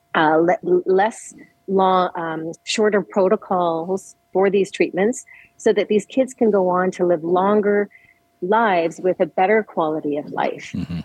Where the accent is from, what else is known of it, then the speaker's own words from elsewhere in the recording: Edmonton, Alberta, Canada; now in Calgary, Canada; I was born and raised in Edmonton